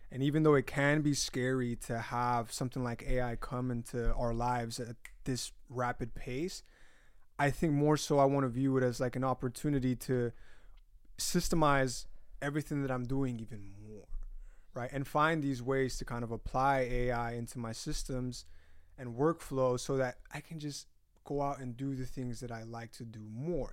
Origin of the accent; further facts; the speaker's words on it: Utah, United States; first language Spanish; English is a second language; moved away; I'm from Utah